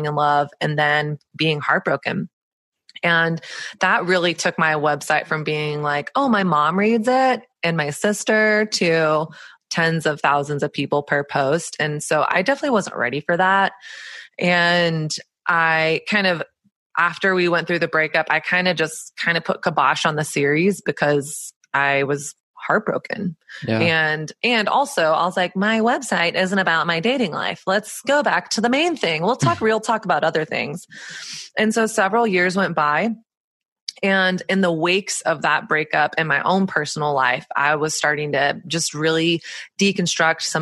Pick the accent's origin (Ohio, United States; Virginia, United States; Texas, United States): Texas, United States; born or raised there; moved away as an adult; also born or lived in Southern California; now in New York City, United States